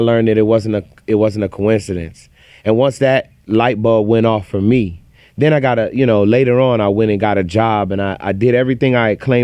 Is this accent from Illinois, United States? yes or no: yes; Chicago, Illinois, United States; I grew up poor in Chicago